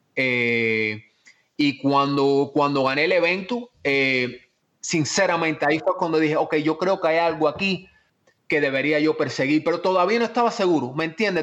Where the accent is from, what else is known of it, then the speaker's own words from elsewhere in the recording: Miami, Florida, United States; also born or lived in Cuba / Spain / Virginia / Atlanta; como soy de Miami, me crié en Miami